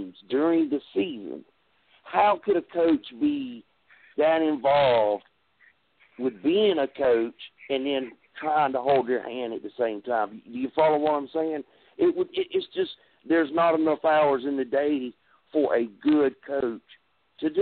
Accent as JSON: {"language": "English", "region": "South Carolina", "country": "United States", "said": "I'm from South Carolina"}